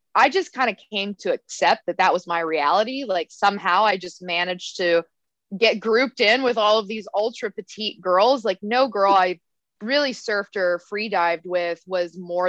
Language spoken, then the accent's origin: English; United States; also born or lived in Texas / Arizona; now in Hawaii, United States; I've been landlocked my entire life growing up in Texas and Arizona. And I moved to Hawaii.